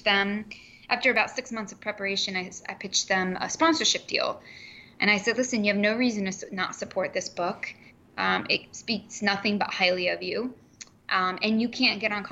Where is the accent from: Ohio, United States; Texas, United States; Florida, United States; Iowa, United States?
Ohio, United States; Columbus; There was something in Columbus, my hometown, called the Columbus Italian Club